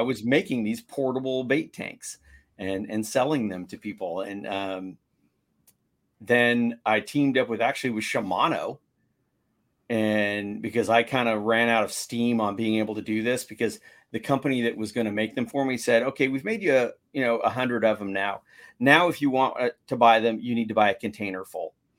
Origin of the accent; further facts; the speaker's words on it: San Diego, California, United States; I'm from San Diego.